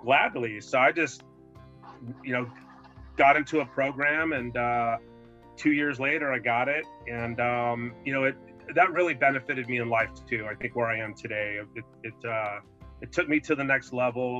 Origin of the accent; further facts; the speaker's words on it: El Paso, Texas, United States; now in San Francisco Bay Area, United States; I grew up in El Paso